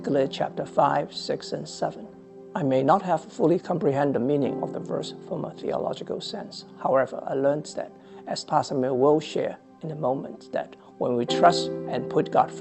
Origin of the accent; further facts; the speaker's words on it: Hong Kong; moved away as an adult; also born or lived in Shanghai, China; now in Fairfax, United States; I was born and raised in Hong Kong. I came to America with my family, my wife and my two children, at the age of 35